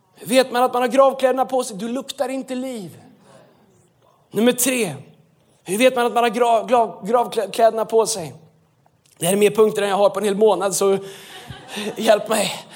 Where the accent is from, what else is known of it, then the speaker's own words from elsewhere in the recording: Sweden; vi är svenskar